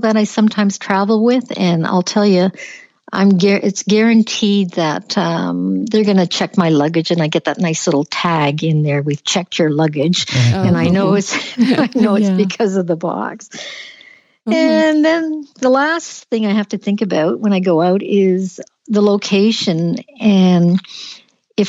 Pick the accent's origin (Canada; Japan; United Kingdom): Canada; being typical Canadian